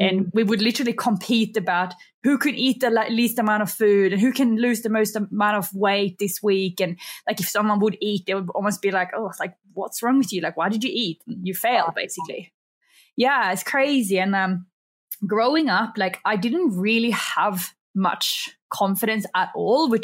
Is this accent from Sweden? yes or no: yes; Sweden; English is a second language; moved away as an adult; also born or lived in Australia; now in Bali, Indonesia; I am actually from Sweden. So if I have a bit of an accent that comes out